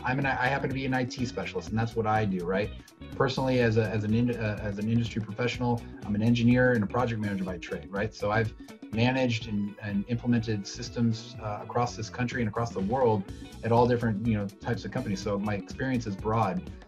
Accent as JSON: {"language": "English", "town": "Sacramento", "region": "California", "country": "United States", "tie": "born or raised there", "said": "in my community, growing up in Sacramento"}